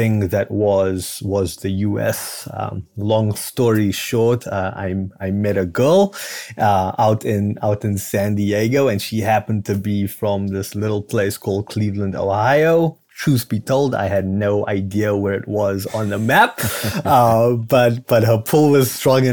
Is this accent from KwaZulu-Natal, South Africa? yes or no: no; Cape Town, Western Cape, South Africa; moved away; this is not a native Midwestern accent. I'm actually originally from Cape Town, South Africa